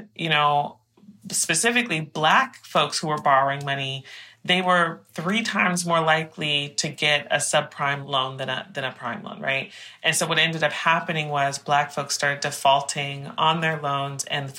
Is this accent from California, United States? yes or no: yes; Oakland, California, United States; moved away; I grew up in East Oakland.